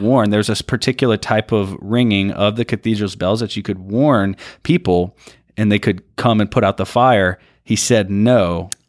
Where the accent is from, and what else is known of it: Louisiana, United States